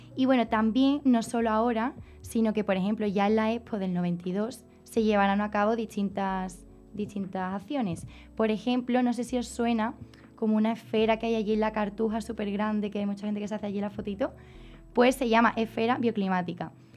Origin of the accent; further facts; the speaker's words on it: Niebla, Andalusia, Spain; mi pueblo Niebla conquistó parte de Sevilla